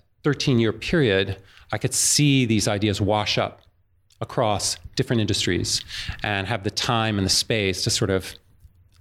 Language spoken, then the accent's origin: English; New York, United States; growing up in New York